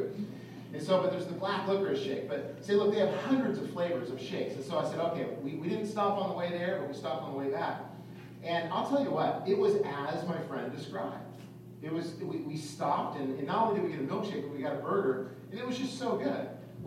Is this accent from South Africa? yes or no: no; California, United States; I'm from California, and so, you know, in California, I grew up surfing